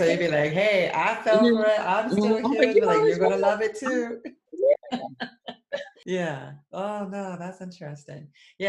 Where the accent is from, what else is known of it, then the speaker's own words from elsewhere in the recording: outside of Boston, Massachusetts, United States; when I was growing up outside of Boston, that our high school was right next to one of the Air Force bases.